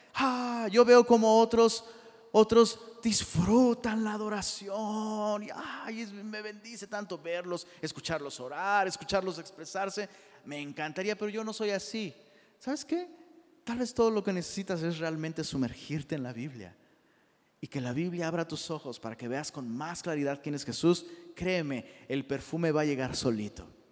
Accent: Taxco, Guerrero, Mexico; yo soy de Tasco

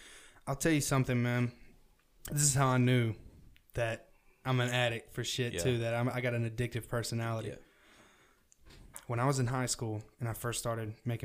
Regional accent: the South, United States; accent: southern; my parents, they listen to country and shit, and that's where my accent comes from.

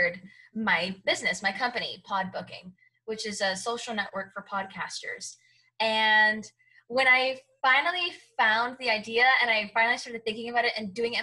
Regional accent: Hialeah, Florida, United States; Cuban. And I grew up in Miami. So Hialeah, Florida

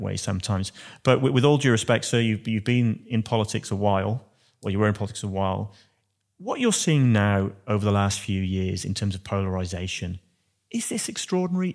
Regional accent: Wales, United Kingdom; now in Australia; being a Welshman

